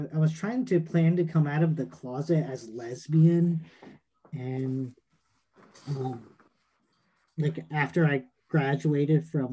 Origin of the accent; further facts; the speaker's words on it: Richmond, Virginia, United States; now in Seattle, United States; I'm originally from Richmond, Virginia.